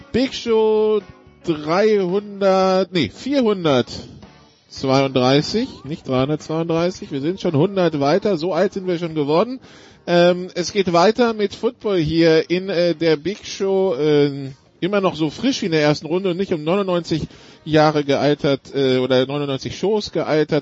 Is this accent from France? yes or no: yes; France; als Franzose